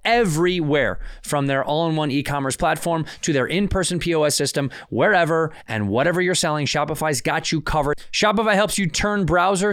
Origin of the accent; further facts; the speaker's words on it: Chicago, Illinois, United States; Chicago, my hometown